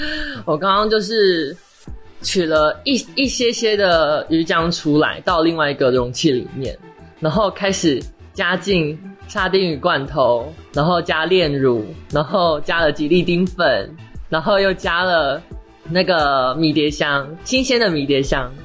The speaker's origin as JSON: {"language": "Chinese", "country": "Taiwan", "said": "反正我们是喝地沟水长大的台湾人啊"}